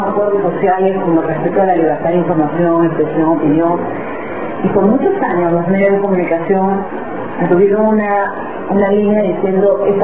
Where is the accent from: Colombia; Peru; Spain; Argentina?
Peru; nuestra identidad, nuestra tradición, nuestro lenguaje, nuestra forma de manifestarnos como peruanos.